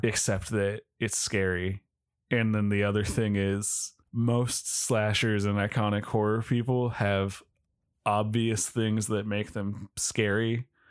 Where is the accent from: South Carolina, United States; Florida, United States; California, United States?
California, United States; we're from California